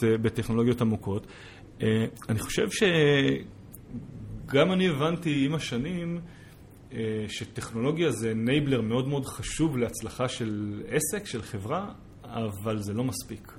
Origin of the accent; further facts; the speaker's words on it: Israel; also born or lived in United States; כישראלי, בוגר יחידות טכנולוגיות בצבא